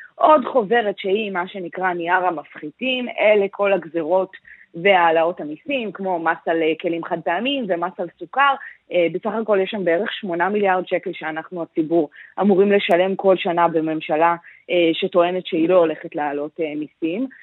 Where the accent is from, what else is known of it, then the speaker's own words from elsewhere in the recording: Israel; אני גדלתי במקום שיש בו מגרש אה, בייסבול, ממש כאן בישראל